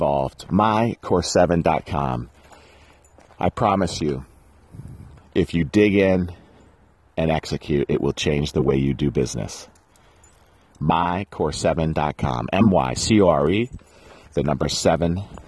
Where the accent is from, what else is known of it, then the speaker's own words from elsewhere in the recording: New England, United States; I'm from New England